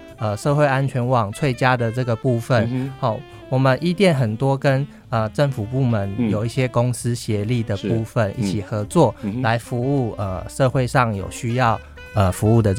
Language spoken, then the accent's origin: Chinese; Hsinchu, Taiwan; 我是从从小在新竹长大，